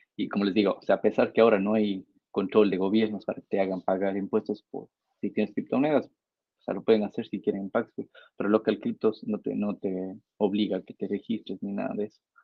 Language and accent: Spanish; Ecuador; como ecuatoriano